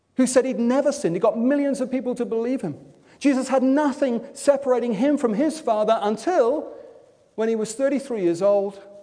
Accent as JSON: {"language": "English", "town": "Wimbledon", "region": "London", "country": "United Kingdom", "said": "I'm from Wimbledon."}